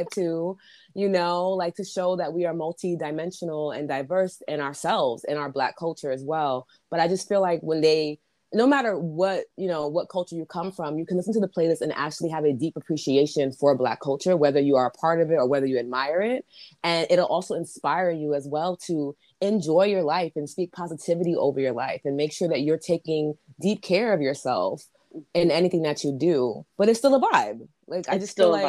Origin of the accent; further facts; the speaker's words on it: New York City, New York, United States; also born or lived in Bronx, New York City; I was born in the Bronx, but I was raised in Corona